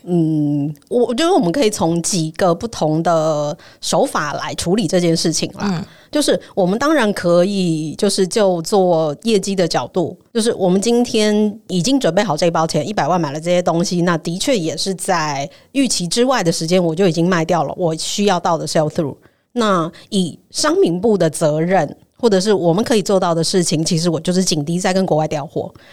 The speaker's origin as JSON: {"language": "Chinese", "country": "Taiwan", "said": "我们台湾人"}